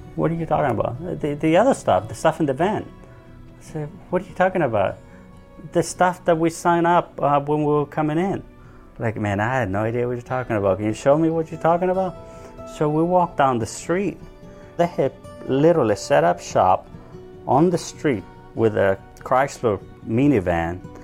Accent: El Salvador; now in United States; I was born in El Salvador in a very rural area. I was about nine years old. The whole region became pretty much a war zone.

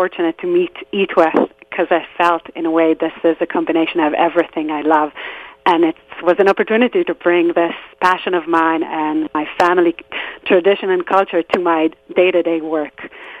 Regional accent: just outside Tel Aviv, Tel Aviv District, Israel; So I grew up in Israel in a small neighborhood just outside of Tel Aviv, a place where everyone knew everyone, and I grew up with people who are still my best friends till this very day.

